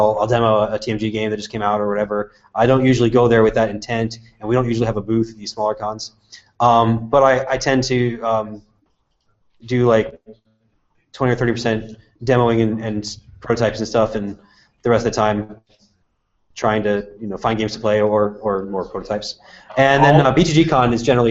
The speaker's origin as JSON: {"language": "English", "town": "Tucson", "region": "Arizona", "country": "United States", "tie": "born or raised there", "said": "my hometown of Tucson"}